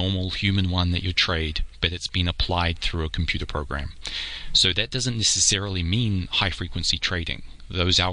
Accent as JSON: {"language": "English", "country": "New Zealand", "moved": "yes", "lives_now": "New York, United States", "said": "I'm a New Zealander originally. I live in New York"}